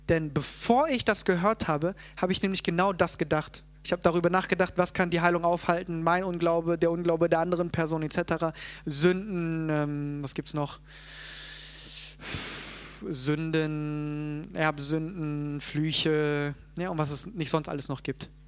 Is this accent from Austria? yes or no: no; South Korea; born there; natürlich können wir sagen, ja, ich äh, bin geboren in Korea und ich lebe jetzt hier